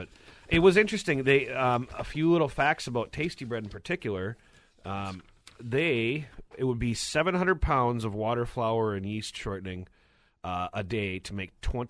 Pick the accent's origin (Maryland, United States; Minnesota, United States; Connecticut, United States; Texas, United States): Minnesota, United States; Duluth; I'm originally from the West End from when it wasn't trendy.